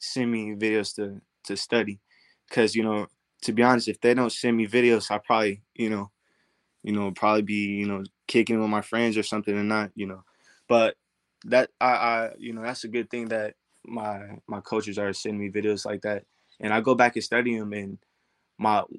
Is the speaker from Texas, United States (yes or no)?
yes; Duncanville, Texas, United States; my hometown, Dallas, you know, Duncanville, that in around that area